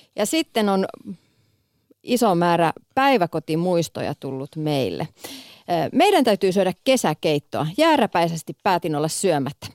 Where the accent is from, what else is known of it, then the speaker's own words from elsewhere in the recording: Kouvola, Kymenlaakso, Finland; Mä oon siis Kouvolasta kotoisin, kymenlaaksolainen